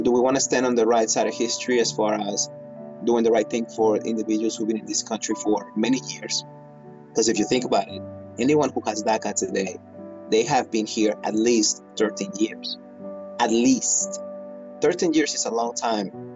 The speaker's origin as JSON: {"language": "English", "area": "Bay Area", "region": "California", "country": "United States", "tie": "born or raised there", "also_born_or_lived": "Philippines", "said": "I live in the Bay Area where I, where I grew up"}